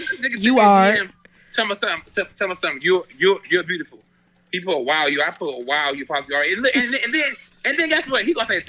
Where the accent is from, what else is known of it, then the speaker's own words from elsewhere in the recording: Maryland, United States; also born or lived in Queens, New York; So you know I grew up between Maryland and Queens, New York.